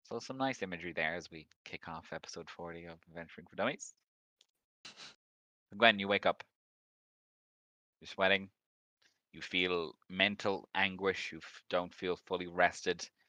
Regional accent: Ireland; we're Irish

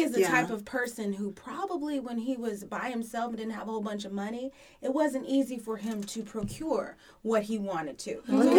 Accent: Texas, United States; moved away; I'm from Texas

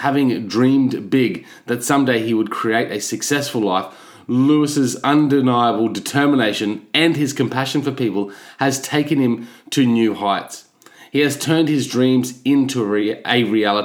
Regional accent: Australia; as an Aussie

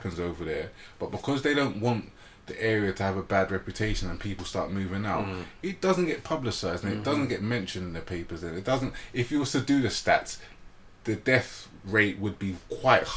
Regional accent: London, United Kingdom; where I grew up in Shepherd's Bush

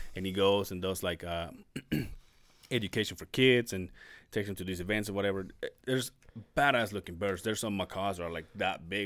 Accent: Mexico; moved away; I don't know if this is a Mexico thing, but my hometown

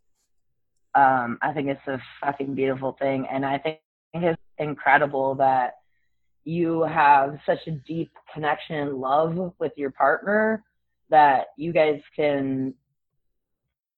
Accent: Iowa, United States; I'm from Iowa.

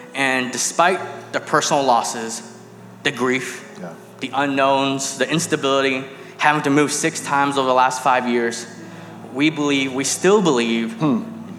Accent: New York City, New York, United States; I was born and raised in Sunset Park, child of immigrant parents.

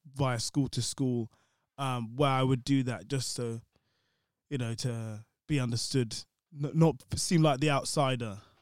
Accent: London, United Kingdom; growing up in London

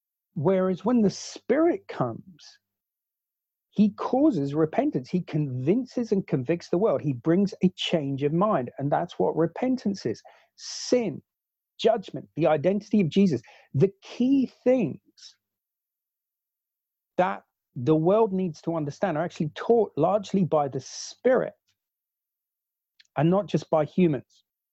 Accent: New Zealand; born there; I was born in New Zealand

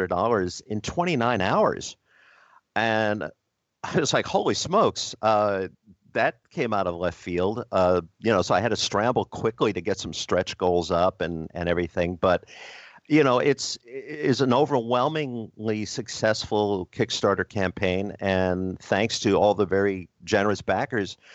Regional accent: New Jersey, United States; New Jersey's my home state

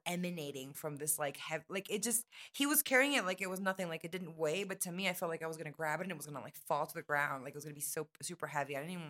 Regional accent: Dominican Republic; also born or lived in Colombia / United States; I'm mixed. I'm born in Colombia. My childhood was in Dominican Republic, but I've lived a big part in the United States.

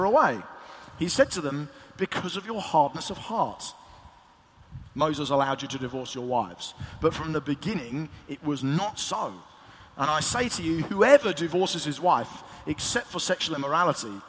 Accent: Eastbourne, South East England, United Kingdom; in my hometown of Eastbourne

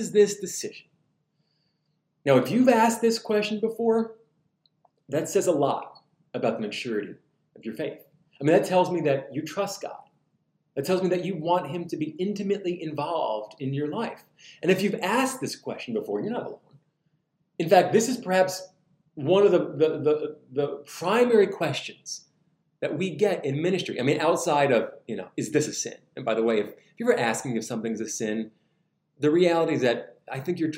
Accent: New Jersey, United States; now in Southern United States; in the Northeast, I'm from New Jersey

